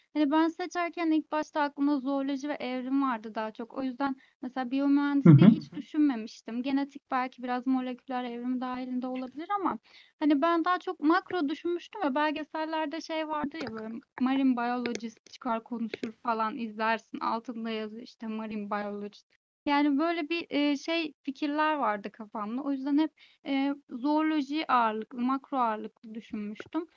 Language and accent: Turkish; Istanbul, Turkey; ben de ailem de hani doğma büyüme İstanbulluyuz